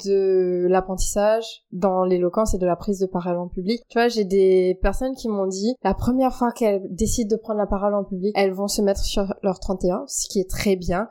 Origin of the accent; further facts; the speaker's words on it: Mauritius; now in France; quand je suis arrivée en France, parce je suis mauricienne, donc je suis arrivée de l'île Maurice